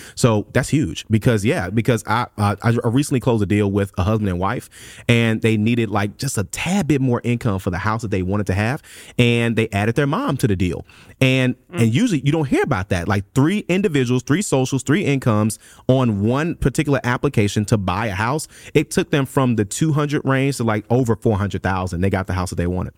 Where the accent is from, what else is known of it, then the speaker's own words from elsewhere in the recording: Memphis, Tennessee, United States; moved away; I'm from Memphis, Tennessee originally